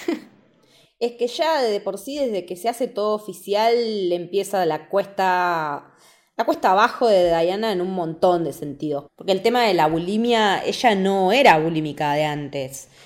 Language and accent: Spanish; Argentina; nosotros como argentinos